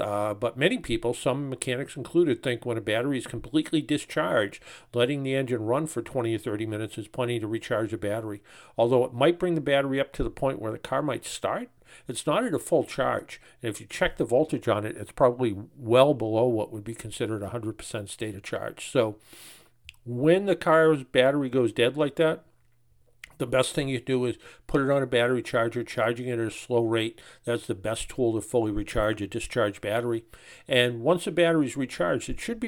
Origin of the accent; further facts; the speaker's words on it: Dennis, Massachusetts, United States; my hometown in Dennis, Massachusetts